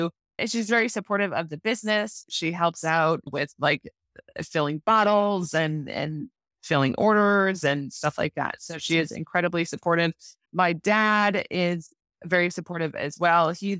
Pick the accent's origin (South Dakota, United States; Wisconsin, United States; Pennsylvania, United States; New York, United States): Wisconsin, United States; I grew up in northern Wisconsin.